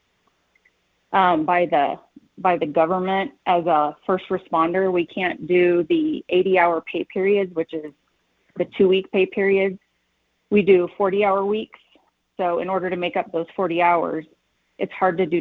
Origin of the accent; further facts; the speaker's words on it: Kansas City, United States; moved away as an adult; now in Colorado Springs, United States; I moved here about 20 years ago. Not from here. I'm from Kansas City